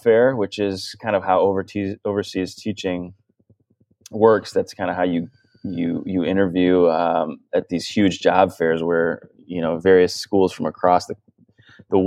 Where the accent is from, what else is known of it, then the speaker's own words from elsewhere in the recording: Ann Arbor, Michigan, United States; moved away as an adult; also born or lived in Ohio / Barrington, Illinois / Abu Dhabi; now in Traverse City, United States; my brother and I were born and raised in Ann Arbor, Michigan.